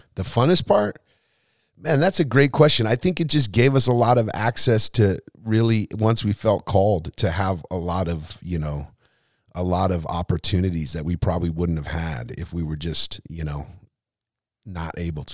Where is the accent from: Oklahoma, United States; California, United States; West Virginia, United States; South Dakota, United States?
California, United States; Lompoc; also born or lived in Seattle, Washington / Arroyo Grande, California; most of my life was, or at least the years I remember, was in the central coast of California